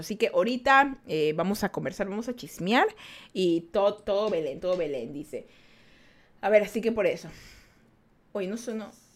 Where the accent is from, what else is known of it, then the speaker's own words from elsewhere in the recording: Ecuador; yo menciono mucho que soy de Ecuador. Vivimos en Ecuador